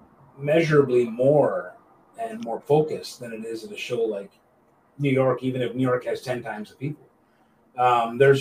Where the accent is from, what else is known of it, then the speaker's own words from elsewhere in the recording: St. Catharines, Ontario, Canada; my hometown of St. Catharines